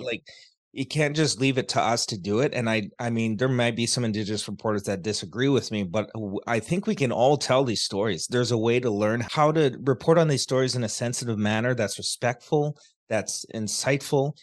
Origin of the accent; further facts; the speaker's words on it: Canada; also born or lived in Vancouver; I live in Canada, I was born in Canada